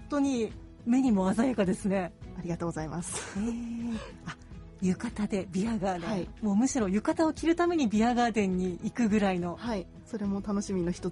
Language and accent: Japanese; Sapporo, Hokkaido, Japan; 札幌です